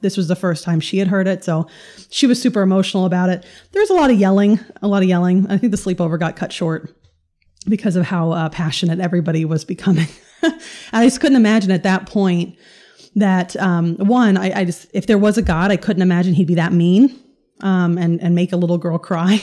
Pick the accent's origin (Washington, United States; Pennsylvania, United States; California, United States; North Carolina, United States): North Carolina, United States; also born or lived in New York; I grew up in, uh, the Bible Belt in North Carolina.